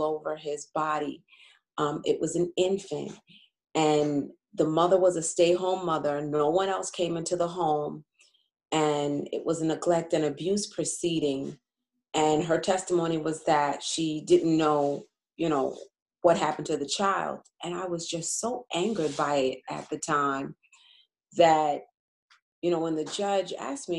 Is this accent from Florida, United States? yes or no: no; Uniondale, New York, United States; also born or lived in Bronx, New York; I was born in the Bronx, and my family lived there for a few years before we moved to Long Island, to Uniondale. And so I'm mostly a Long Island resident, Uniondale resident